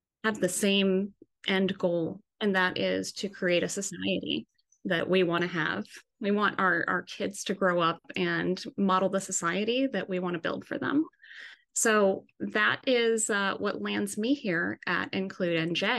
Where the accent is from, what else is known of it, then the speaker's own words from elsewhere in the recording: Jersey City, New Jersey, United States; I am actually a part of a community chorus here in my hometown of Jersey City